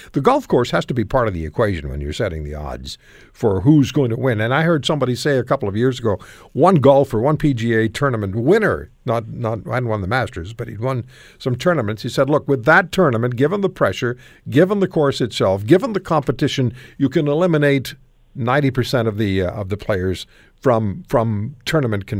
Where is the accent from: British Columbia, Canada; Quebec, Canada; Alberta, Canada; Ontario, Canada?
Quebec, Canada; Montreal; I was from Montreal.